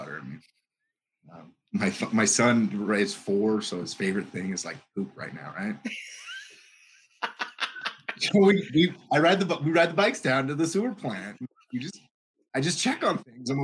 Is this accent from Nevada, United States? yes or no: yes; Pahrump, Nevada, United States; I'm from Pahrump, Nevada.